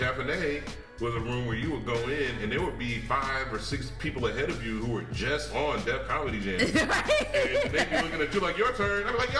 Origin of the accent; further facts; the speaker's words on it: Ohio, United States; Well, white girls don't talk to me, but I'm from Ohio and I definitely know Dave.